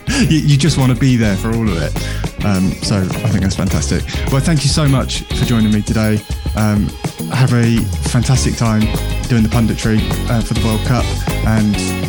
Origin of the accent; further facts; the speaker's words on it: Bristol, South West England, United Kingdom; I grew up in Bristol.